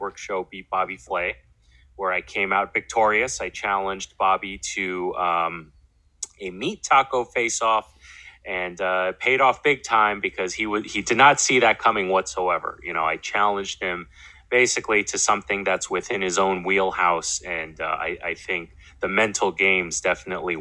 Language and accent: English; New York City, New York, United States; also born or lived in Brooklyn, New York; I'm born and raised in New York, Queens, to be more specific. I'm a Queens boy, but also grew up a lot in Brooklyn